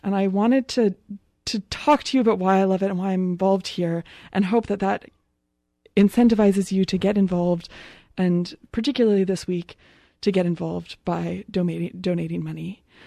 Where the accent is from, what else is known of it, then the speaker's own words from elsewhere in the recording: Winnipeg, Manitoba, Canada; now in Victoria, Canada; this local band from my hometown